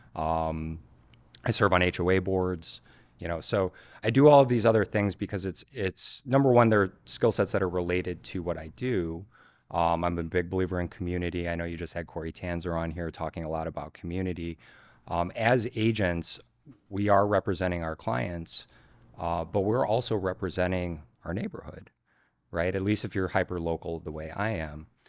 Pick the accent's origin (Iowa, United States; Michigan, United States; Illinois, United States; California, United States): Illinois, United States; Chicago; born and raised in Chicago, uh, grew up on the north side, Old Town, Lincoln Park, Lakeview